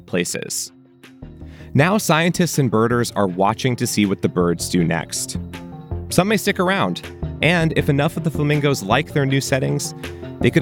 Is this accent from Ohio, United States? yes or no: yes; Ohio, United States; Growing up in Ohio